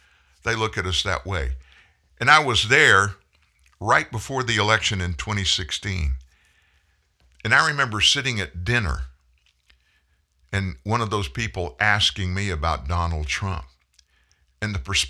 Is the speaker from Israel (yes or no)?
no; United States; I'm an American.